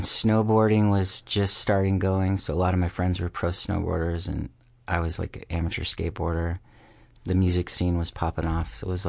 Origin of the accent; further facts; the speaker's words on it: Gig Harbor, Washington, United States; I grew up in Gig Harbor.